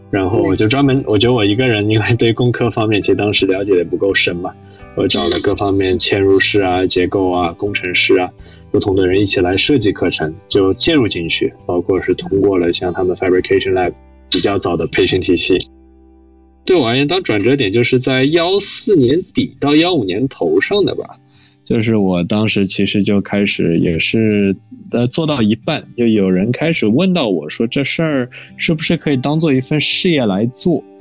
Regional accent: Shanghai, China; moved away as an adult; also born or lived in Princeton, United States; 我是上海，读公校长大，然后高中其实读的是复旦附中

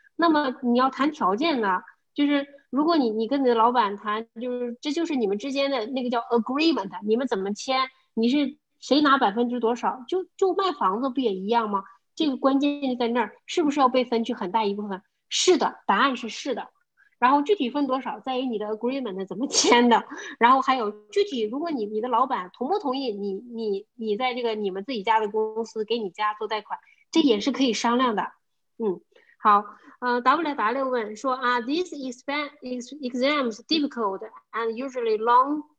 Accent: China; moved away; 我们中国人就是听说比较差，我们写都没有问题

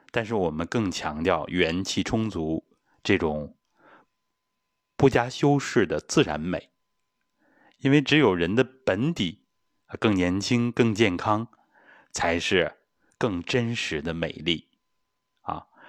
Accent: China; 我们中国人

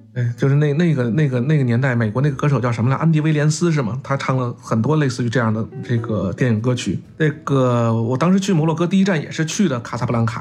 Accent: Beijing, China; 咱们北京人

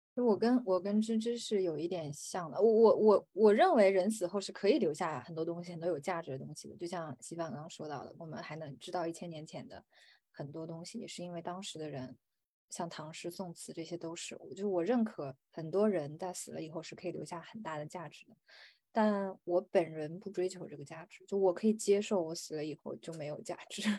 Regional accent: China; 在我们，就是中国人的观念里

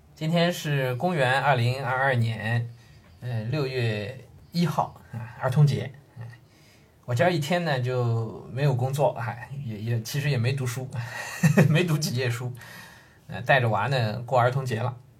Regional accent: Shanghai, China; 我自己出生在上海

